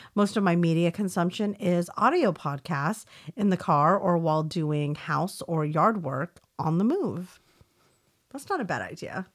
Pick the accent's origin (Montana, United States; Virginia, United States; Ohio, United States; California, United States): California, United States; we didn't have anything like that in California